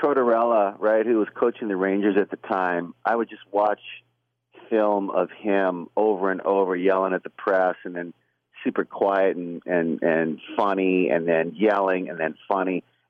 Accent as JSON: {"language": "English", "town": "Saskatoon", "region": "Saskatchewan", "country": "Canada", "tie": "born or raised there", "said": "I grew up playing hockey, right? I'm from Saskatoon, right?"}